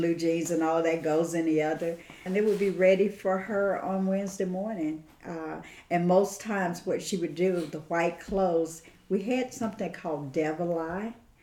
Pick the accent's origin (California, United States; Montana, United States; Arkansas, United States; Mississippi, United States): Mississippi, United States; Caseyville; I was born and raised in a little community that's called Caseyville, Mississippi